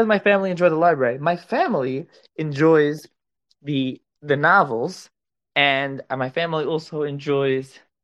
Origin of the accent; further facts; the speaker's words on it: Philadelphia, Pennsylvania, United States; I am a Philly guy